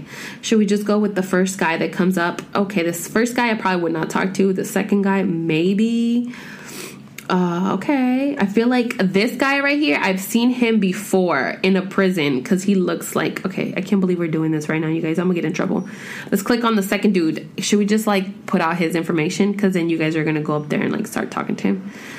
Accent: Corona, California, United States; I was born and raised in Southern California, Corona to be exact.

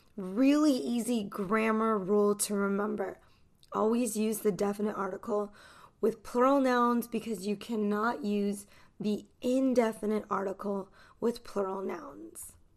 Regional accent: United States; I'm an American English teacher

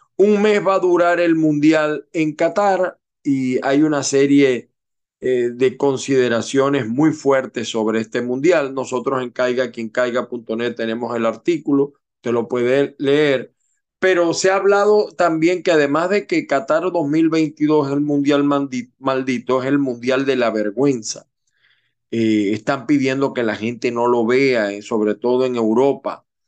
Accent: Venezuela; moved away; en mi país, Venezuela

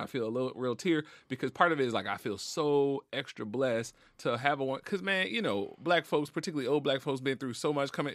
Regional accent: Marrero, Louisiana, United States; I'm from New Orleans, from the West Bank, from Marrero, grew up in a pretty hood, uh, neighborhood called Walker Town.

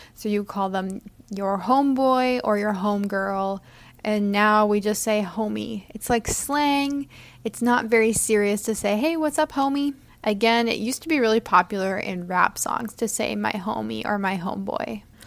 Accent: United States

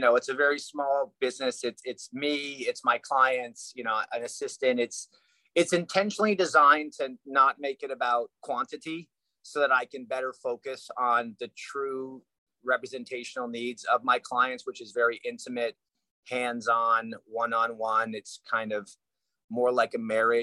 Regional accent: Canada; moved away as an adult; now in Los Angeles, United States; I grew up in Canada

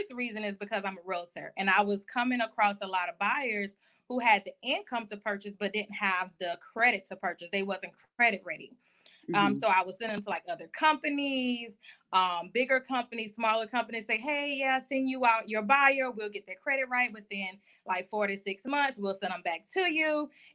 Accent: Orangeburg, South Carolina, United States; now in Jacksonville, United States; I am originally from Orangeburg, South Carolina, and I currently reside in Jacksonville, Florida

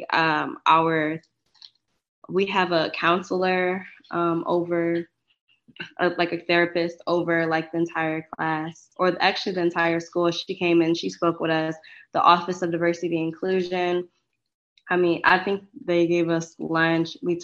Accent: Detroit, Michigan, United States; I am from Detroit. So it was close to home, you know, close to family.

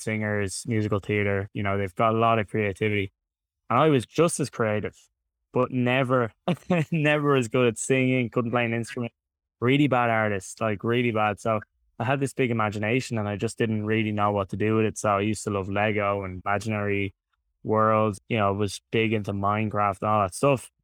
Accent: Dublin, Leinster, Ireland; I'm from Dublin in Ireland, in case anyone hasn't been able to tell from the accent. So, born and raised here in Dublin.

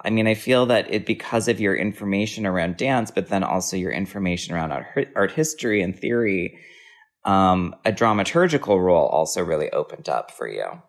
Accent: Wisconsin, United States

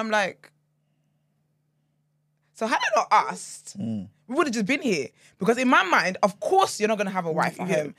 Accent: Nigeria; Yeah, they're the kind of men you don't marry, respectfully, as a Nigerian woman.

